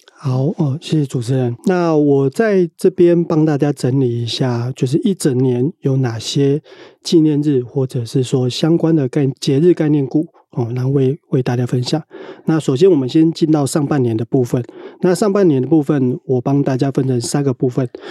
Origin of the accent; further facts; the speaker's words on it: Pingtung, Pingtung County, Taiwan; now in northern Taiwan; 现在是在北部上班，但是我是屏东人